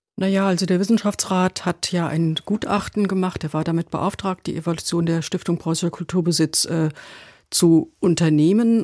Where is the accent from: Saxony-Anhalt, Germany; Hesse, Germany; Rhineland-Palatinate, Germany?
Hesse, Germany; wir Hessen